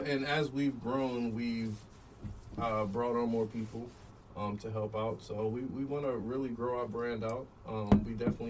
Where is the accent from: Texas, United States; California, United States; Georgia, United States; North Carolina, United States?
North Carolina, United States; Elizabeth City; moved away as an adult; also born or lived in New York; now in Virginia, United States; I was born in New York, but I was raised in Elizabeth City, North Carolina, Northeastern High School.